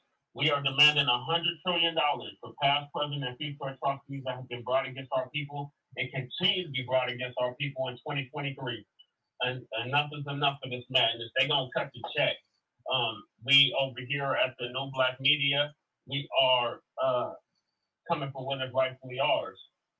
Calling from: Denver, Colorado, United States; out of Denver, Colorado.

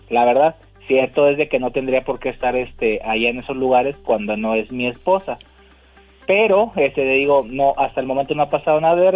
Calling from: Los Angeles, California, United States; acá de LA.

